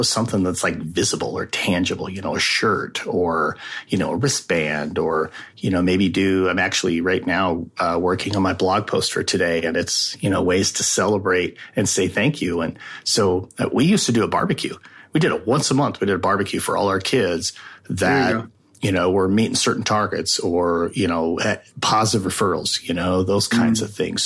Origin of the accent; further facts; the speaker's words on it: Wyoming, United States; moved away as an adult; also born or lived in Arizona; My home state is Wyoming